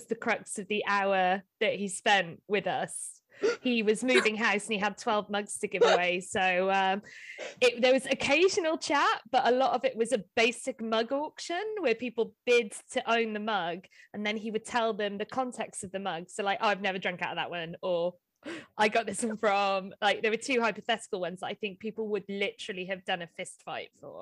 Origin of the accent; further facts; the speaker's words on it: Welsh, Wales, United Kingdom; I'm Welsh